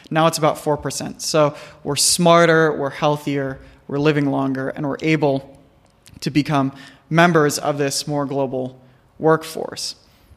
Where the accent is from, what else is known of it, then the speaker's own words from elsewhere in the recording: United States; growing up in the United States